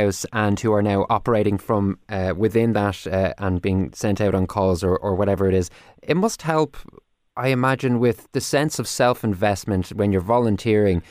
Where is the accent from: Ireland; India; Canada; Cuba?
Ireland; being Irish